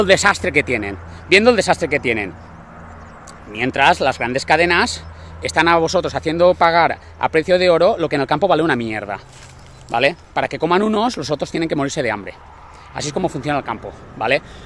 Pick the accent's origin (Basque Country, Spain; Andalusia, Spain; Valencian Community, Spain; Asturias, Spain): Valencian Community, Spain; Yo soy agricultor valenciano